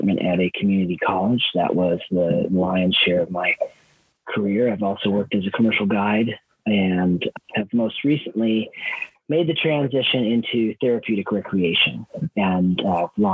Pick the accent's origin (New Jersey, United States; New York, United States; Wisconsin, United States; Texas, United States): Wisconsin, United States; moved away as an adult; also born or lived in Idaho; I grew up in Wisconsin on a dairy farm. I moved to Idaho when I was 18